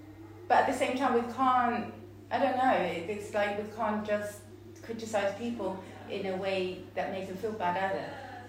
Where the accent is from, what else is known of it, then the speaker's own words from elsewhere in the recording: Sweden; now in Chippenham, United Kingdom; I grew up in Sweden.